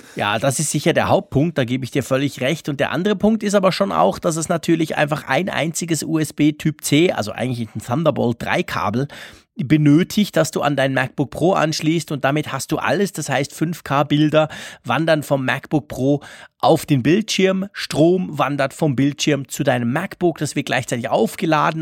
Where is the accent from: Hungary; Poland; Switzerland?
Switzerland; wir Schweizer